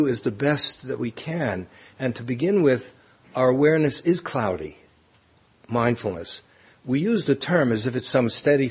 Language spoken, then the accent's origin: English; New York City, New York, United States; Growing up in Brooklyn